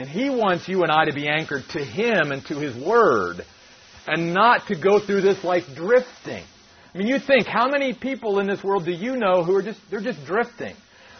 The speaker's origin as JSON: {"language": "English", "region": "East Coast", "country": "United States", "tie": "born or raised there", "said": "we grew up on the East Coast and we would go out there and we'd go to the Atlantic Ocean."}